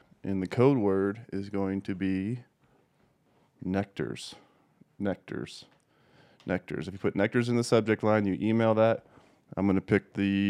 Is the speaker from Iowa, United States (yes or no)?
yes; Des Moines, Iowa, United States; I was born in Des Moines